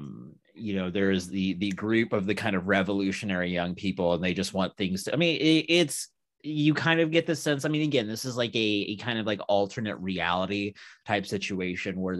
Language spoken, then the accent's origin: English; United States; being an American